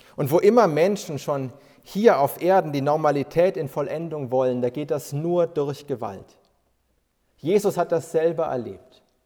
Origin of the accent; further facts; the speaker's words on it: Bavaria, Germany; bei uns in Bayern